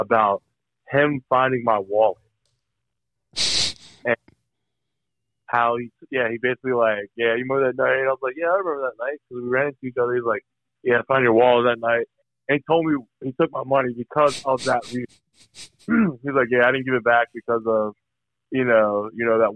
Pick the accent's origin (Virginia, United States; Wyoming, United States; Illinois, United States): Virginia, United States; I'm from Virginia